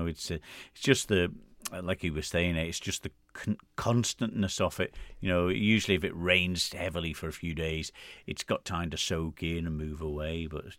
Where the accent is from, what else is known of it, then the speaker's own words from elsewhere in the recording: Derby, East Midlands, United Kingdom; I grew up in Derby as well with yourself.